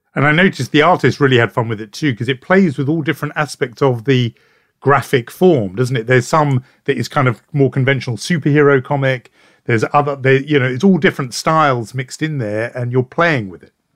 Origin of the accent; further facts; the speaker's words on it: United Kingdom; as a Brit